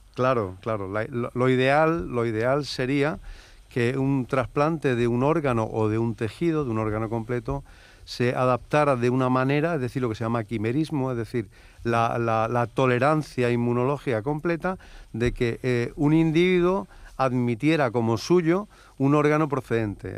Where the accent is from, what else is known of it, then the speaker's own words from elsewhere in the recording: Andalusia, Spain; todos los que trabajamos ya desde hace muchísimos años y somos andaluces